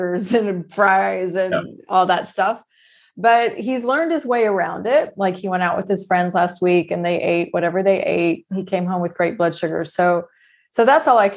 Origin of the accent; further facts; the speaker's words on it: Texas, United States; When I was younger, we moved to Texas when I was quite young